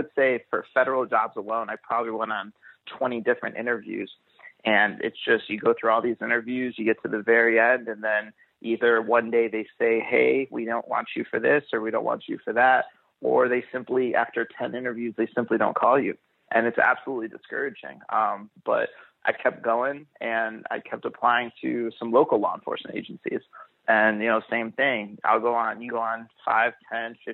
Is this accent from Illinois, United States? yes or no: yes; Chicago, Illinois, United States; I'm from the Chicagoland area